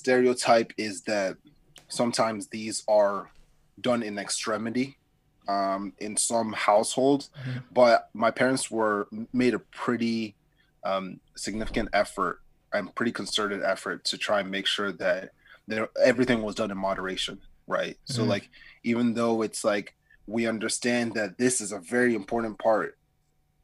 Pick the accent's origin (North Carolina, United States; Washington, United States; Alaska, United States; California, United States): North Carolina, United States; Raleigh; I am originally from Raleigh, North Carolina